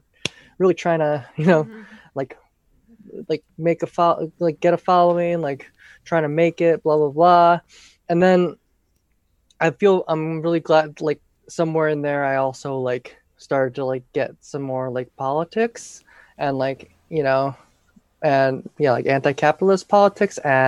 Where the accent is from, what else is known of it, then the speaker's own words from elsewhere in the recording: St. Louis, Missouri, United States; moved away as an adult; also born or lived in Oberlin, Ohio / Los Angeles, California; now in Oakland, United States; I'm from St. Louis, Missouri originally